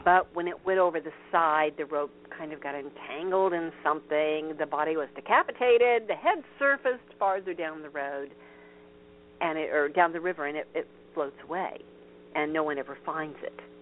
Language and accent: English; Vincennes, Indiana, United States; near where I grew up, which huh. is uh, Vincennes, Indiana